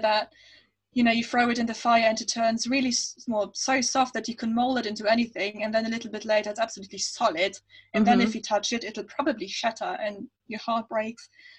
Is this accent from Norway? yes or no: no; Germany; English is a second language; moved away; I grew up in Germany